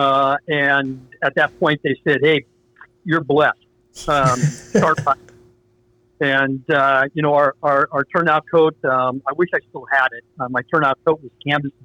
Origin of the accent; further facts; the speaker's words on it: Marin, California, United States; I grew up down in Marin.